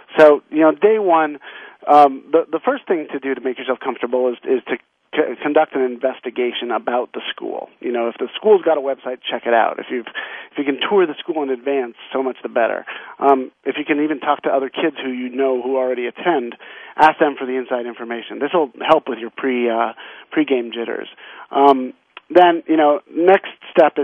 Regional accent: the West, United States; I grew up in the West

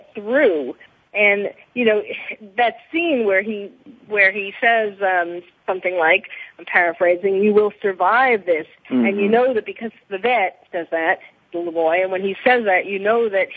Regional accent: New York, United States; now in Los Angeles, United States; I'm living in L.A. now, but I was born and raised in New York

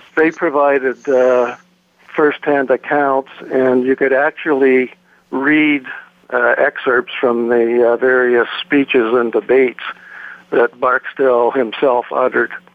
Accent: Toronto, Ontario, Canada; I was born and raised in Toronto and uh, currently reside in Ontario

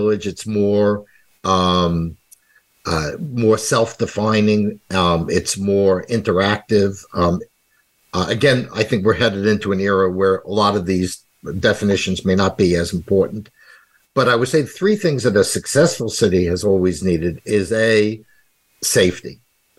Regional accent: Valley Stream, New York, United States; accent: New York; moved away; also born or lived in Heidelberg, Germany / Brooklyn, New York; Moved to Long Island when I was five, and grew up more or less in the shadow of New York City, 32 minutes by train.

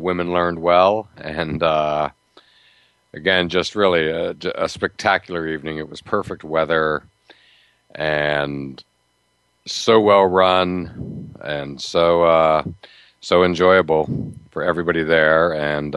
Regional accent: Pittsburgh, Pennsylvania, United States; moved away; I grew up in the Pittsburgh area

